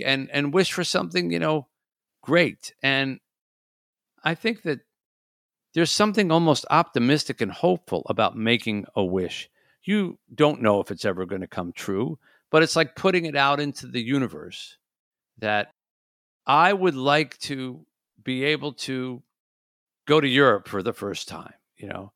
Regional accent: Detroit, Michigan, United States; my hometown of Detroit was lit up with football

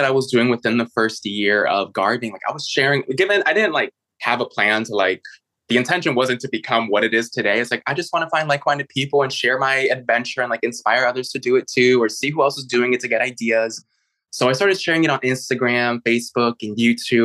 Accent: Chicago, Illinois, United States; moved away; also born or lived in San Francisco / New York City; I was actually born and raised in Chicago

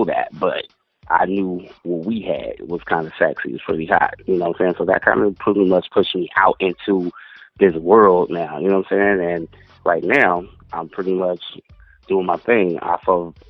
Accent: Long Beach, California, United States; moved away as an adult; also born or lived in New York; I'm originally from Long Beach, California. Born and raised

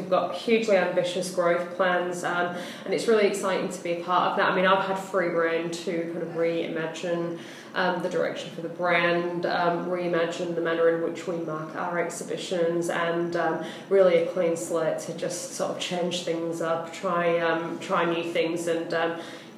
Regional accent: Hull, Yorkshire and the Humber, United Kingdom; moved away as an adult; now in Melbourne, Australia; I'm from a little town in the north called Hull originally

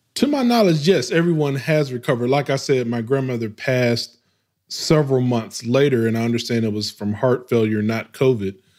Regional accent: West Memphis, Arkansas, United States; moved away; also born or lived in Baltimore / Atlanta, Georgia / Houston, Texas; my hometown, West Memphis, Arkansas, is this small, it's like 30,000 folks

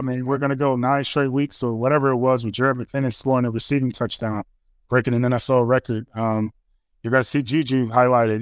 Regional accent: Chicago, Illinois, United States; I grew up in Chicago

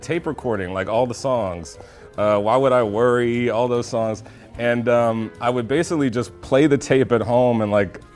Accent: the South, United States; a gay black kid growing up in the South

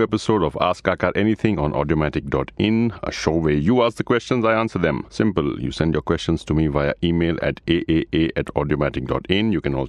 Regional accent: Gujarat, India; Gujarat, my home state

